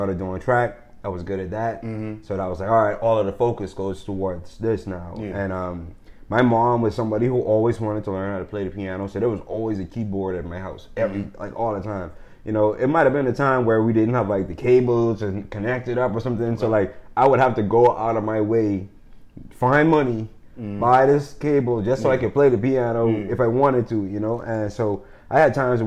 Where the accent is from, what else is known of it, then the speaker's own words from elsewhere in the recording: Bahamas; when I grew up in the Bahamas